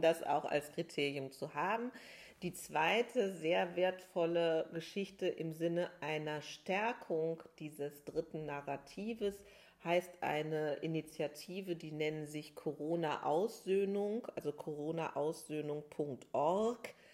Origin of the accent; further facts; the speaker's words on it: Germany; hier jetzt bei uns in Deutschland